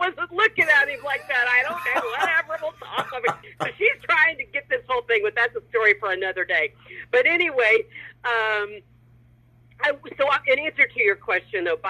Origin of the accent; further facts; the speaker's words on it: Jacksonville, Florida, United States; now in Los Angeles, United States; my hometown of Jacksonville